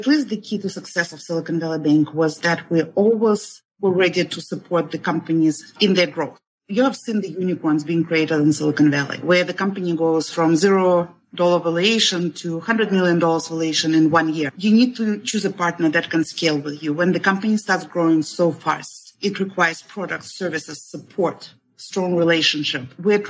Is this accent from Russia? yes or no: yes; Russia; moved away as an adult; now in United States; I'm originally from Russia. So I moved initially in 1998, and that was in the middle of internet bubble.